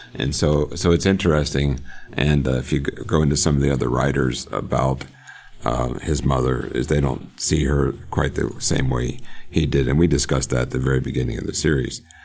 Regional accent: Johnstown, Pennsylvania, United States; now in Oklahoma, United States; I grew up in Pennsylvania. Born in Johnstown, love Johnstown

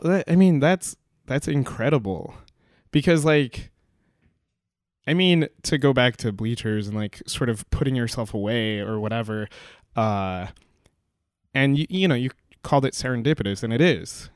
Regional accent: Pelham, New York, United States; my hometown, uh, you know, our high school is Pelham Memorial High School

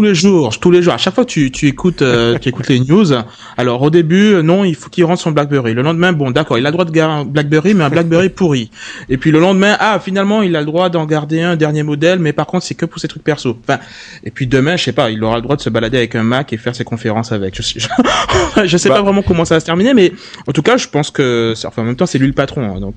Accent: Guadeloupe; je viens de la Guadeloupe

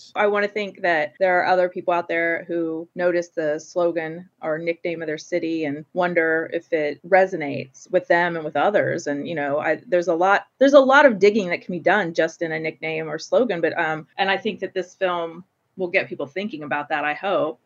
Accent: Portsmouth, Ohio, United States; growing up in Portsmouth.

